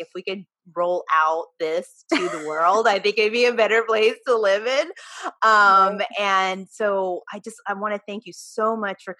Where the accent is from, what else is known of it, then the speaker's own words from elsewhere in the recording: Watsonville, California, United States; I'm from Watsonville, California.